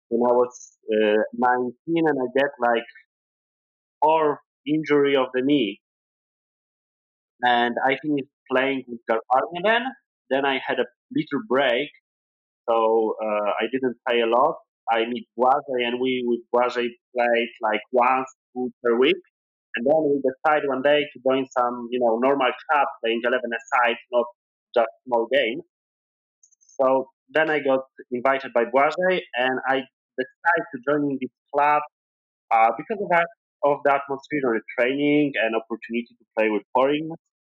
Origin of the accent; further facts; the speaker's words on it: Krakow, Lesser Poland, Poland; Yeah, so I think I, am most local because I'm from Krakow, right? So like I'm, really local here. Uh, about myself, uh, probably I'm one of the youngest in the team. I'm 22.